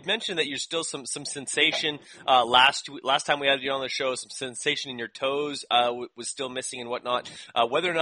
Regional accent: Canada; I am Canadian

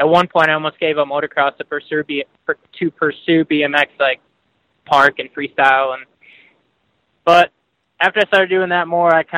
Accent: Ohio, United States; also born or lived in Florida; I'm from Ohio. Kind of live in the country in Ohio, right up by Lake Erie.

